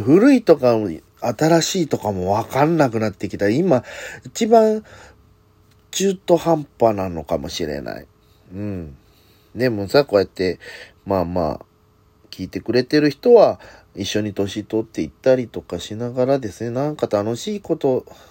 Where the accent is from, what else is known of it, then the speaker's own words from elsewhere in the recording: Hirakata, Osaka, Japan; 地元枚方市